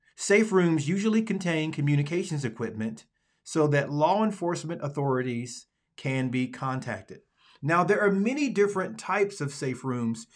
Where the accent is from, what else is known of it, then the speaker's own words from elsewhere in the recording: Alabama, United States; moved away as an adult; also born or lived in Dallas, Texas; I am from Alabama, the Deep South, the Dirty South